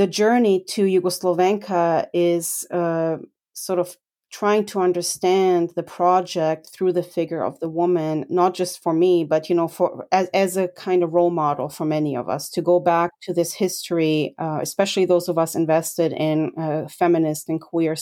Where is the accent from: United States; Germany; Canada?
Germany; As a foreigner growing up in Germany